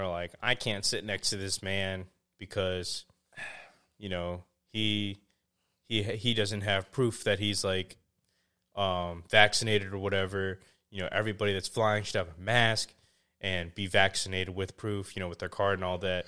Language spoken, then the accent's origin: English; California, United States; I was born in California, um, but my family is, uh, uh, Vietnamese.